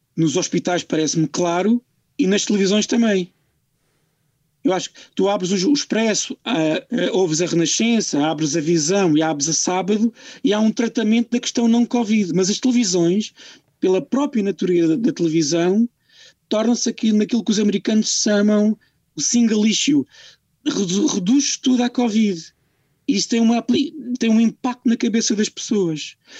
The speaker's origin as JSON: {"language": "Portuguese", "country": "Portugal", "said": "eu exijo, como português"}